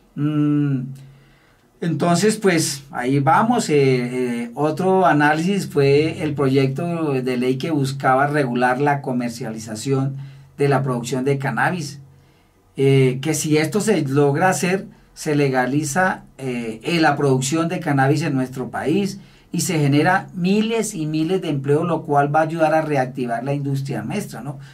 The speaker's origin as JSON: {"language": "Spanish", "country": "Colombia", "said": "quienes somos los colombianos"}